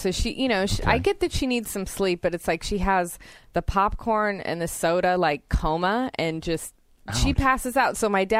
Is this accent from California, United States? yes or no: yes; Santa Cruz, California, United States; Always like giving props to my hometown. I loved being born and raised there and still live there now.